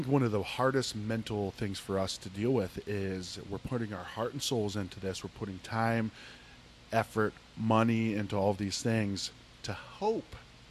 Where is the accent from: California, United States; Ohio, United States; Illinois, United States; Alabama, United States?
Ohio, United States; near Youngstown; moved away; I grew up in Ohio, 20 minutes from like a steel city.